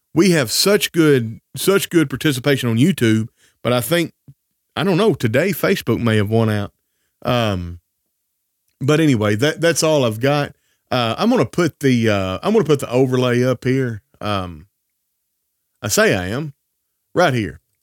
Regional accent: Northwest Tennessee, United States; I grew up in the South in Northwest Tennessee

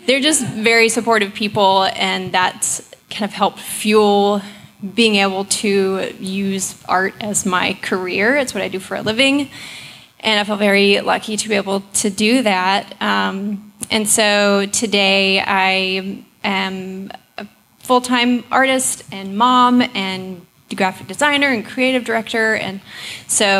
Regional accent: Little Rock, Arkansas, United States; now in Austin, United States; I'm originally from Little Rock, Arkansas, and I moved to Austin in 2010

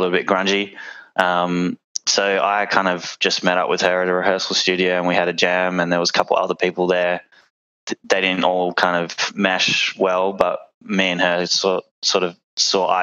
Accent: Perth, Western Australia, Australia; We are all from Perth

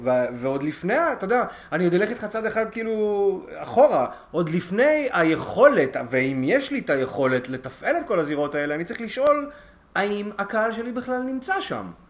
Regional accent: Israel; כישראלי ש, ש, שפשוט גר כאן

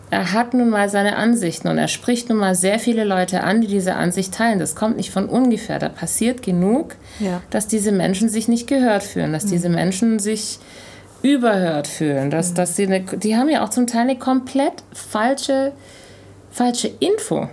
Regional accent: Germany; obwohl ich in Deutschland groß geworden bin

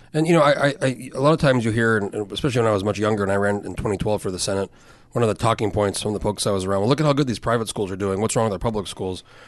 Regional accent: New Mexico, United States; moved away; I grew up in New Mexico and kind of predominantly white

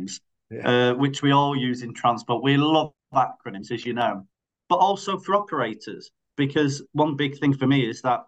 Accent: Greater Manchester, North West England, United Kingdom; I live in Greater Manchester, I'm from Greater Manchester

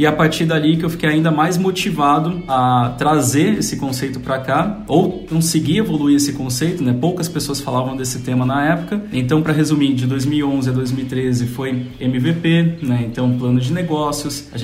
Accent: São Paulo, Brazil; also born or lived in Volta Redonda; Olha, eu nasci em Volta Redonda. Família da minha mãe é de Volta Redonda. Carioca. Mas, carioca, mas sempre morei aqui em São Paulo, então por isso que eu perdi o, o sotaque carioca

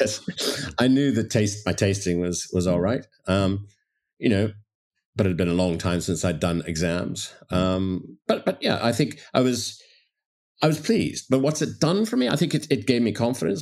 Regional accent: Toronto, Ontario, Canada; moved away; also born or lived in London / Dublin; I grew up in Toronto

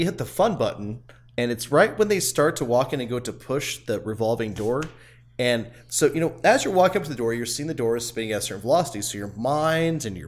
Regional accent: around Las Vegas, Nevada, United States; also born or lived in San Diego; we grew up around Vegas, and it's just nothing.

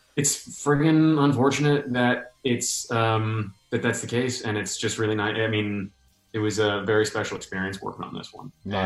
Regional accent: New York, United States; moved away; I hadn't been back to New York. I'm from New York

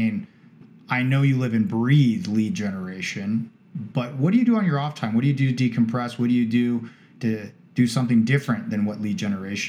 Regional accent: Cardiff-by-the-Sea, California, United States; I grew up in Cardiff, or for those of you who fully know the area, Cardiff by the Sea. Believe it or not, my grandmother's 105 this year, and my family's been in San Diego and actually in Encinitas for a long, long time.

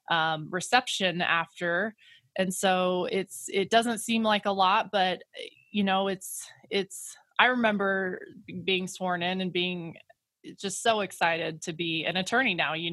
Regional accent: Grand Junction, Colorado, United States; sometimes I think I got on because simply I'm I'm from Grand Junction, but that's all right.

